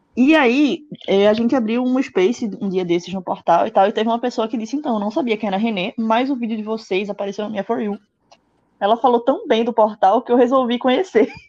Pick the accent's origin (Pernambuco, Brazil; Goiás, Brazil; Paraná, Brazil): Pernambuco, Brazil; eu sou de Pernambuco